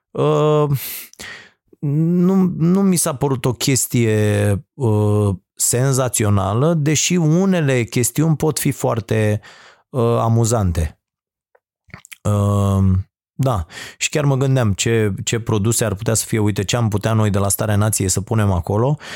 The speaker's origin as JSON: {"language": "Romanian", "country": "Romania", "said": "pentru mine faptul că sunt român"}